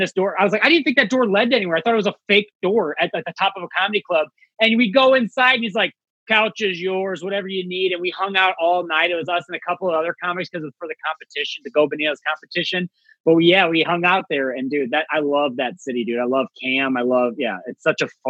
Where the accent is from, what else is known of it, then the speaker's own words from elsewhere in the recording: St. Louis, Missouri, United States; I'm from St. Louis